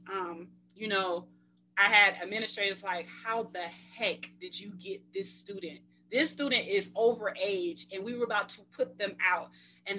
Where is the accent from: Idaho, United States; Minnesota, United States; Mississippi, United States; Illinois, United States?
Mississippi, United States; I'm from Mississippi, so, you know, old school